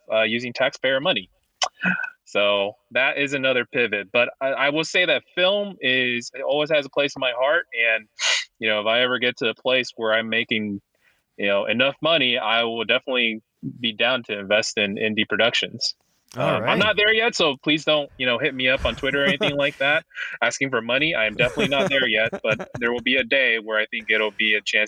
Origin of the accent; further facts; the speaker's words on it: Los Angeles, California, United States; moved away as an adult; now in East Coast, United States; Born and raised in Los Angeles